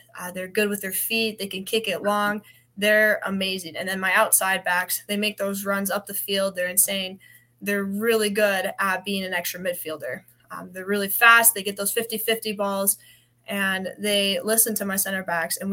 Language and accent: English; Wyoming, United States; moved away; I'm from Wyoming